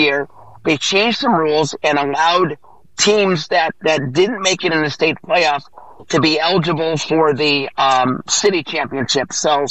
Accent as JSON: {"language": "English", "town": "Chicago", "region": "Illinois", "country": "United States", "said": "In 1982, we won the football championship in Chicago. I'm from Chicago."}